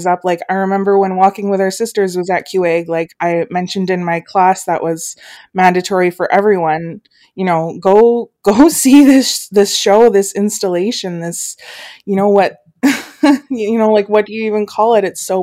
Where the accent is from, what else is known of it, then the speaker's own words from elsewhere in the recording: Fort Frances, Ontario, Canada; moved away as an adult; also born or lived in Thunder Bay / Winnipeg; now in Ottawa, Canada; I'm from Kuchiching First Nation, but I was born in Fort Frances, raised in Thunder Bay in Winnipeg, and then my mom and I moved to Fort Frances for a decade and a half